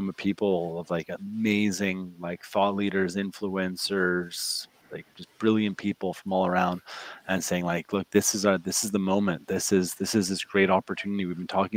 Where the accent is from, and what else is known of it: Ottawa, Ontario, Canada; born or raised there; moved away as an adult; now in United States